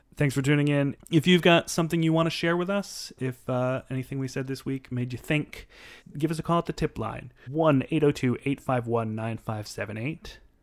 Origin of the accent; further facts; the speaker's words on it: Morrisville, Vermont, United States; We grew up in Morrisville